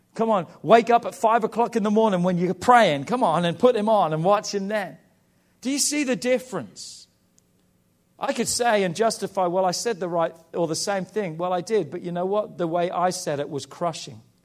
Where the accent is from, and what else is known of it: England, United Kingdom; now in United States